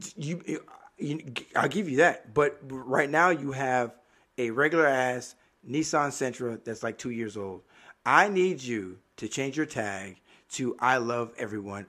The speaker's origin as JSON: {"language": "English", "town": "Miami", "region": "Florida", "country": "United States", "tie": "born or raised there", "moved": "yes", "said": "born and raised in Miami"}